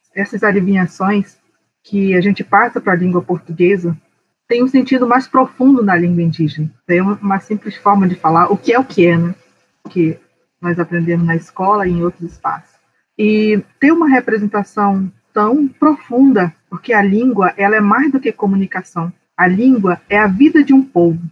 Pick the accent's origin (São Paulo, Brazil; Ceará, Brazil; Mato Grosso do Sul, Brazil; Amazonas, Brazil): Amazonas, Brazil; Santo Antônio do Içá; eu sou de Santo Antônio do Içá, no Alto Solimões, no Amazonas.